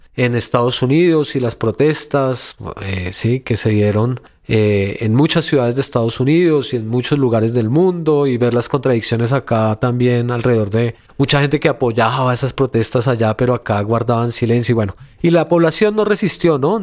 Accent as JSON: {"language": "Spanish", "country": "Colombia"}